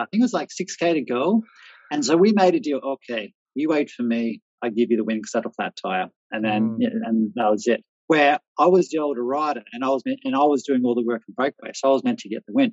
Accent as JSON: {"language": "English", "country": "Australia", "also_born_or_lived": "Austria", "moved": "as an adult", "lives_now": "Czech Republic", "said": "as an Australian"}